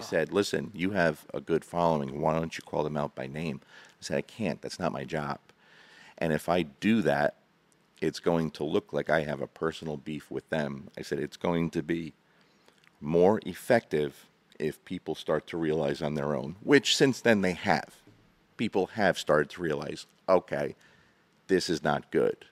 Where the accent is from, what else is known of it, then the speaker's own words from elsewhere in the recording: New Jersey, United States; moved away as an adult; now in Kentucky, United States; I'm from New Jersey, born and raised